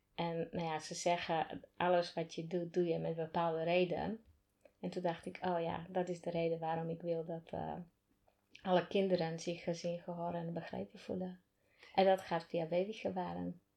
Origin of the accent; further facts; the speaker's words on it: Slovakia; Dutch is a second language; moved away as an adult; now in Netherlands; Ik kom uit Slowakije